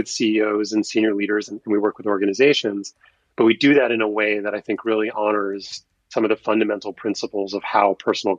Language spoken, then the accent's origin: English; New York, United States; I grew up in New York in a very sort of New York-centric environment in childhood